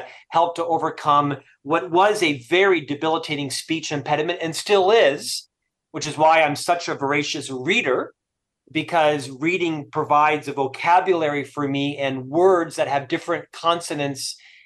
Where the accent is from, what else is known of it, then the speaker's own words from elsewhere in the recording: Orlando, Florida, United States; moved away as an adult; also born or lived in Provo, Utah; now in Salt Lake City, United States; Originally, I'm from Florida. I spent the first half of my life in Orlando, Florida